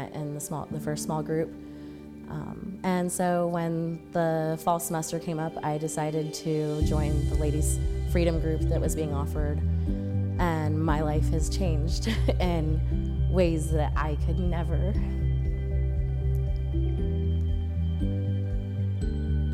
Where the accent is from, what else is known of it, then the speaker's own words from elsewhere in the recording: Seattle, Washington, United States; moved away as an adult; now in San Antonio, United States; I am originally from Seattle, Washington. I came to San Antonio December 2nd, 2018